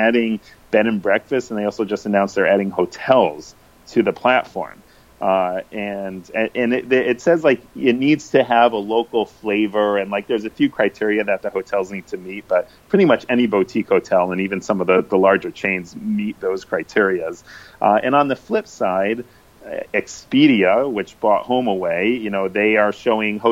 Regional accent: Connecticut, United States; now in San Francisco, United States; I'm from the East Coast. I'm from Connecticut

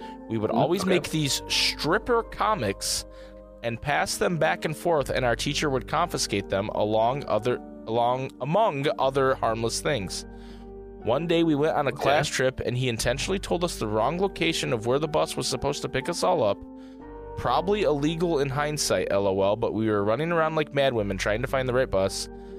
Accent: Kentucky, United States; I drove past my hometown one night after work in Kentucky. A drive I've done many times.

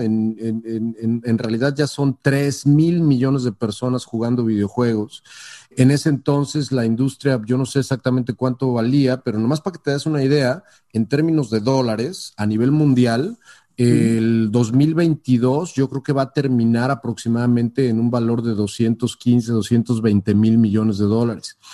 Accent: Mexico; moved away as an adult; also born or lived in San Francisco Bay Area; now in San Francisco, United States

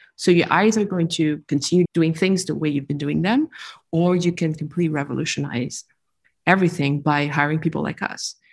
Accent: France; moved away as an adult; also born or lived in New York / Texas / California; now in San Francisco, United States; I'm a French Vietnamese individual who was born and raised in France, partially educated there. And then I moved to the US. How old was I? 23

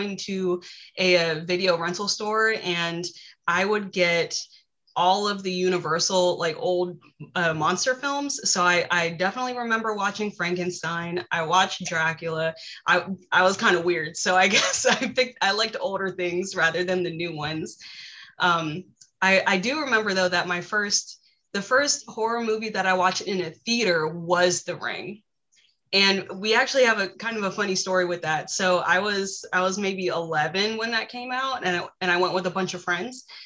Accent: Virginia, United States; also born or lived in Wisconsin; I tell people I'm from Virginia because I've lived here for most of my life. So I'm a Virginian

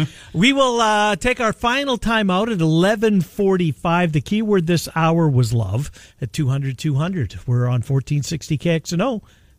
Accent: Canada; moved away; growing up in Canada.

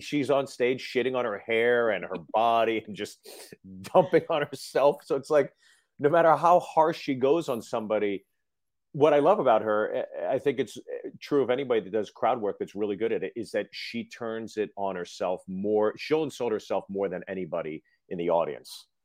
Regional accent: Freehold, New Jersey, United States; I was born in Freehold

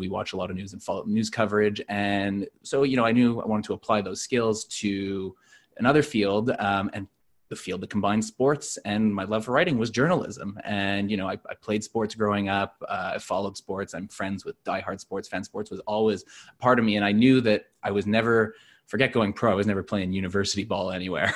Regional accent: Montreal, Quebec, Canada; now in Toronto, Canada; I'm not from Toronto originally. I'm from Montreal

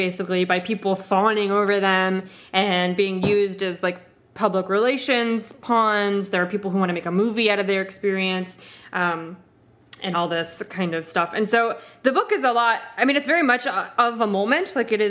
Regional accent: United States

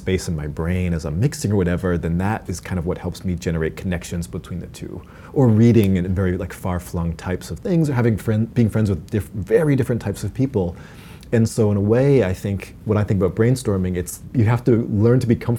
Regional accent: Massachusetts, United States; Oh, outside of Boston.

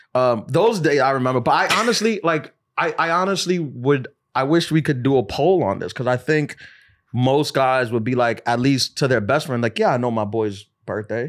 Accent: New York City, New York, United States; I'm from New York City

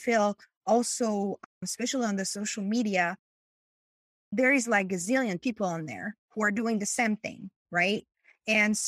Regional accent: France; English is a second language; moved away as an adult; now in Chicago, United States; So I am from France. Was married to an American person and moved from France to the US

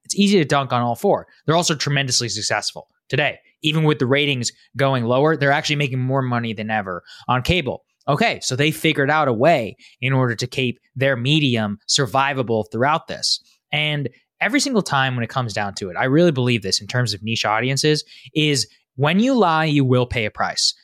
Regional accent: Texas, United States; I'm from Texas

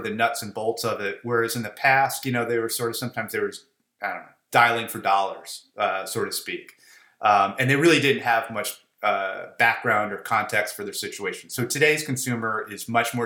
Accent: Chicago, Illinois, United States; I was born and bred in Chicago. I guess I was too stupid to leave

